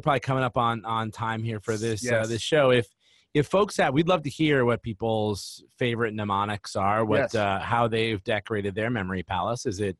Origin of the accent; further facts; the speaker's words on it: United States; as an American who was taught that Christopher Columbus was someone to be celebrated with a holiday in October